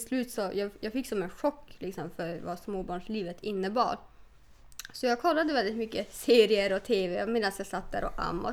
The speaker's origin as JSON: {"language": "Swedish", "region": "Norrland", "country": "Sweden", "tie": "born or raised there", "said": "Jag har växt upp med en pappa som var renskötare"}